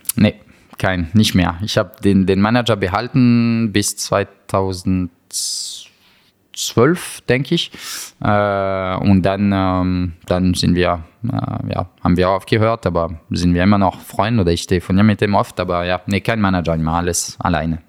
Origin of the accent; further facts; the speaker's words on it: France; German is a second language; als Franzose